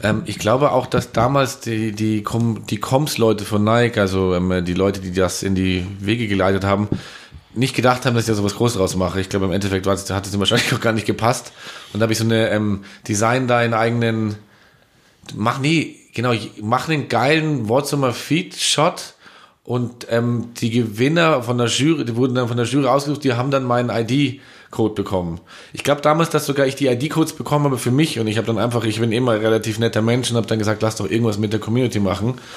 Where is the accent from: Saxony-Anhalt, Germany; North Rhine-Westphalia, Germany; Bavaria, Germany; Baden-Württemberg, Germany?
Bavaria, Germany; Munich; bei uns in München